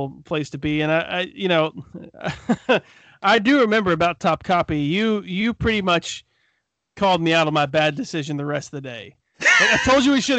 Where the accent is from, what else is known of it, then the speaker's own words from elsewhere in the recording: United States; as an American